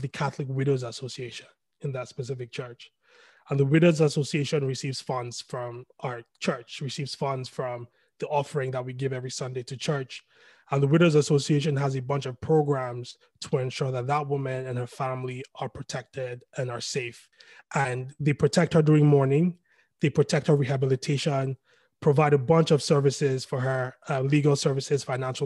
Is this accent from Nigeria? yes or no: yes; Lagos, Nigeria; I was born in Lagos, lived in Lagos all my life. I come from an Igbo family.